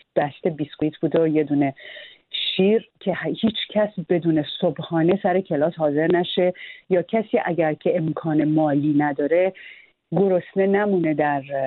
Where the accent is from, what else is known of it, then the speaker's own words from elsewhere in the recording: Iran; moved away as an adult; also born or lived in United States; من دو سال در کودکیم به دلیل اینکه پدرم داشت دوره عالی ارتش میدید در امریکا خیلی بچه که بودم ما در امریکا زندگی میکردیم بعد برگشتیم ایران